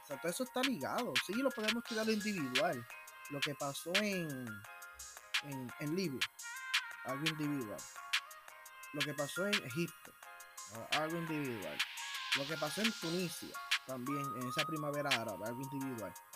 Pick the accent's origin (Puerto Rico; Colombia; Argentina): Puerto Rico; nosotros, como somos parte de América Latina, que somos visitores de Estados Unidos, y tengamos ciudadanía americana